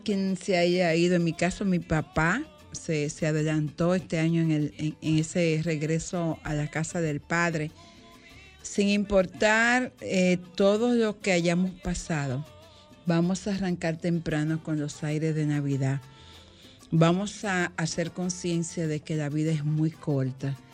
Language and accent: Spanish; Higüey, La Altagracia, Dominican Republic; en Higüey, en Higüey donde yo nací, yo recuerdo muy pequeñita, cuatro o cinco años